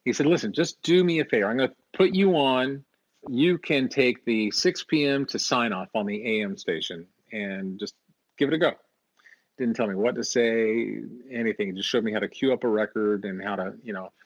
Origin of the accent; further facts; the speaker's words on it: Canyon, Texas, United States; moved away; I'm from Canyon, Texas, and I've been in radio for 3 months